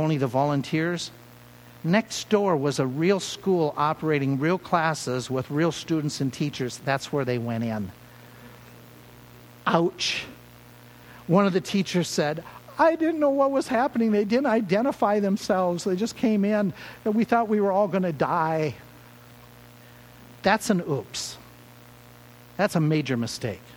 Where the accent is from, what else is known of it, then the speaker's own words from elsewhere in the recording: Minnesota, United States; When we grew up in Minnesota, we got saved